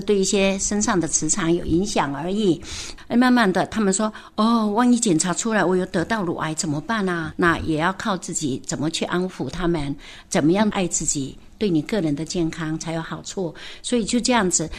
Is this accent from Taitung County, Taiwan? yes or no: yes; Taitung, Taitung County, Taiwan; 我那个土生土长台东人